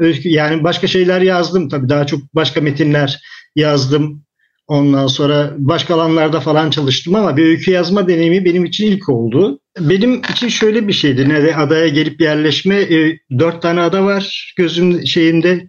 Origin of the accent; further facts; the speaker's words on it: Istanbul, Turkey; now in Kınalıada, Turkey; Kentte büyüyen bir insanım. İstanbul'da büyüdüm ben daha doğrusu.